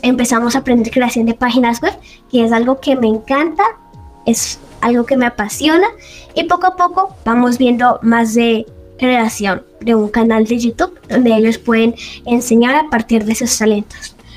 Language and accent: Spanish; Villavicencio, Meta, Colombia; now in Medellín, Colombia; yo vivo en Medellín, nací en Villavicencio Meta y actualmente estoy viviendo en Medellín